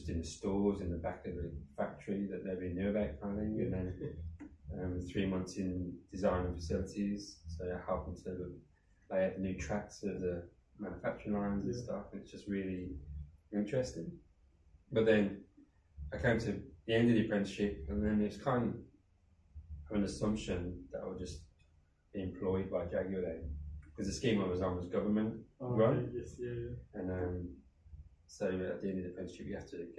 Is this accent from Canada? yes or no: no; Birmingham, West Midlands, United Kingdom; accent: Brummie; I grew up in Birmingham in the UK.